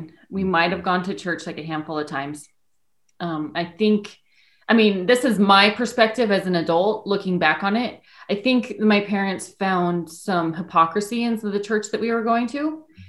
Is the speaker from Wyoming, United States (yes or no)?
yes; Wyoming, United States; moved away as an adult; We grew up in Wyoming.